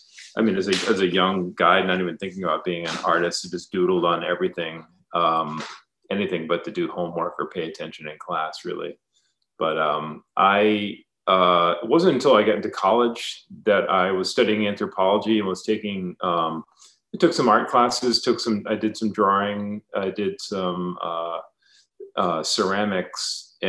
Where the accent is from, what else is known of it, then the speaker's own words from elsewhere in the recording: Warwick, Rhode Island, United States; also born or lived in Providence, Rhode Island; I was born in Providence, Rhode Island, grew up in Warwick. It's a little south of Providence. So I'm a New England guy originally. It's a nice coastal New England town.